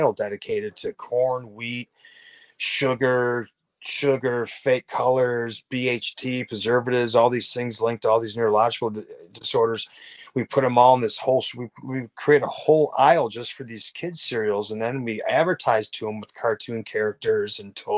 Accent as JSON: {"language": "English", "region": "Wisconsin", "country": "United States", "tie": "born or raised there", "said": "I grew up in Wisconsin"}